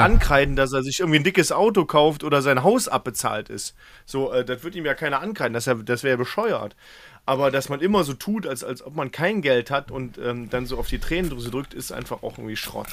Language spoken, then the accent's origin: German; Mönchengladbach, North Rhine-Westphalia, Germany; in meinem Ort, wo ich in Mönchengladbach gelebt habe, auch Fußball gespielt